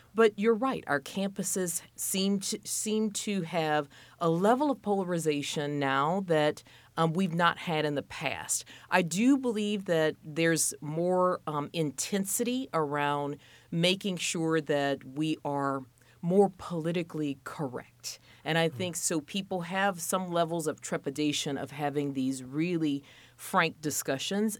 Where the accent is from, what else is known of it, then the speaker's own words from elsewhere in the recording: Louisiana, United States; moved away as an adult; also born or lived in Minneapolis, Minnesota / Boston / Alabama / Mississippi; now in Indianapolis, United States; fifteen years at Louisiana State University in my home state